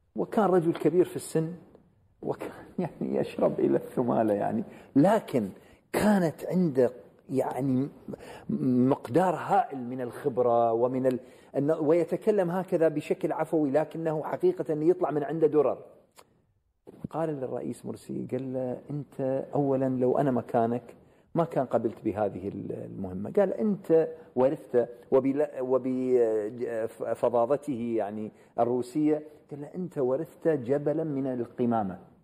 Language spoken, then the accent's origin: Arabic; Iraq; أنا عراقي